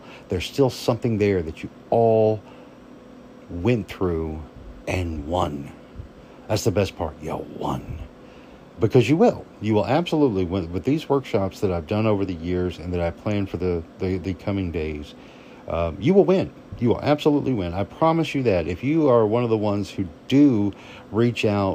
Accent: Arkansas, United States; a kid growing up in Arkansas

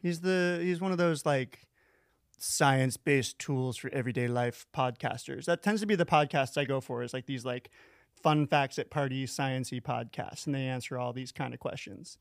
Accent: Florida, United States; moved away; I'm from Florida, but I got out.

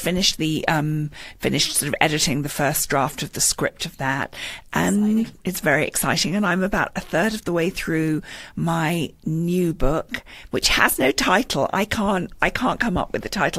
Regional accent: London, United Kingdom; moved away as an adult; now in Westport, United States; I was born in London, um, and I've been here for 16 years.

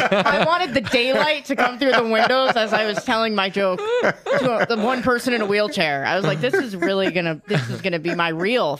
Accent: Long Island, New York, United States; I started in New York because I'm from Long Island.

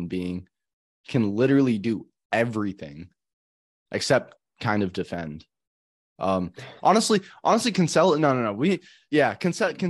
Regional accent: United States

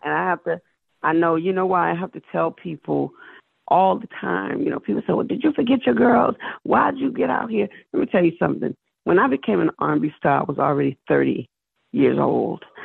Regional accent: South Carolina, United States; I'm from South Carolina

